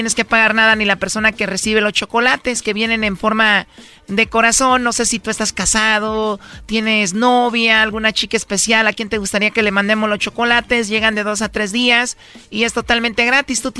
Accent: Aguascalientes, Mexico; moved away; Yo soy de Aguascalientes

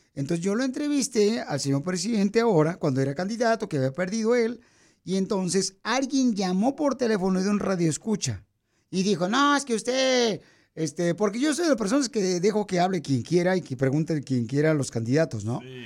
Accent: Mexico; now in United States; Los mexicanos

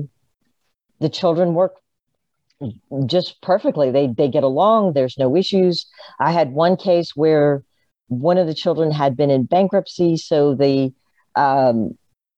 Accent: Tampa, Florida, United States; I was born in Tampa

